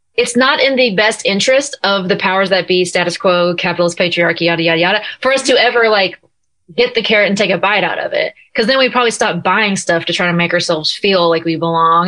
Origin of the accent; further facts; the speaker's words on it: Nashville, Tennessee, United States; also born or lived in California; I am currently in Nashville, my hometown, and my home room.